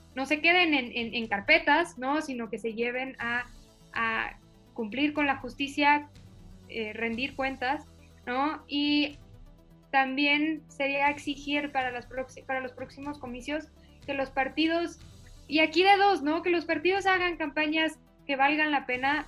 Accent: Chihuahua, Mexico; yo crecí en Chihuahua

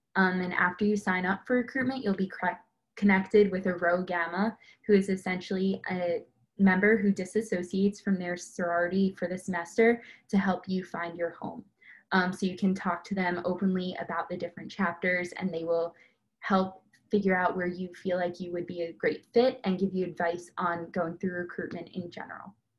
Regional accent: Roslyn, New York, United States; moved away as an adult; now in Cleveland, United States; I'm from Roslyn, New York, which is on Long Island, about 30 minutes outside New York City

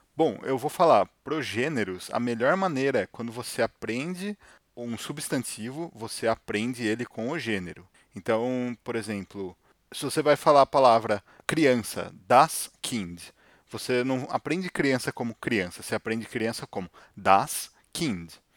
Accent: Brazil; moved away as an adult; now in Germany; nós sendo brasileiros

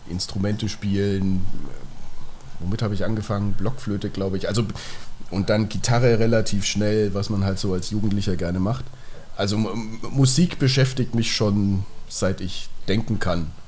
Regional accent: Nuremberg, Bavaria, Germany; now in Munich, Germany; Ich komme ursprünglich auch aus Nürnberg, in Nürnberg aufgewachsen, zur Schule gegangen und ähm, ähm, meine Ausbildung und das Studium dann, das hat mich nach München verschlagen, genau.

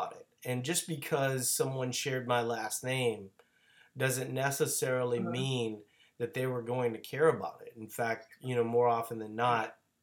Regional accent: Louisiana, United States; I'm from Louisiana

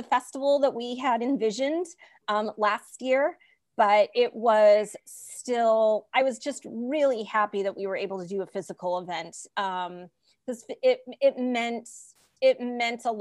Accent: Los Angeles, California, United States; I'm from the Valley. I was born and raised in Los Angeles, San Fernando Valley

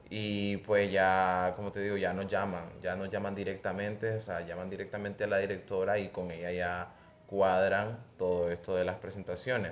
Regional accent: Nicaragua

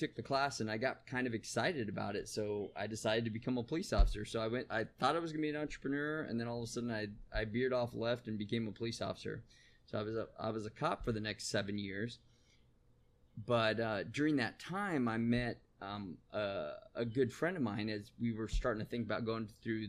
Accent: San Bernardino, California, United States; I grew up in San Bernardino, California

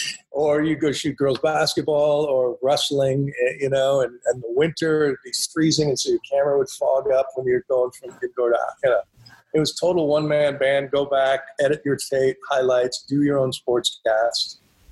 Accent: Wisconsin, United States; moved away as an adult; also born or lived in Green Bay / Chicago; I'm from Wisconsin originally, and I've always grown up cheering for the Packers.

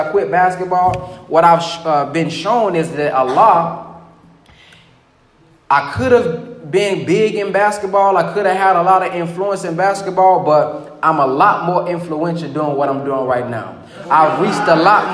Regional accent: the South, United States; I'm from the South, too

